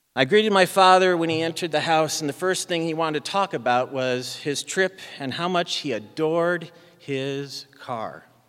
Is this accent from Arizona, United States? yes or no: yes; Arizona, United States; moved away; I grew up in Arizona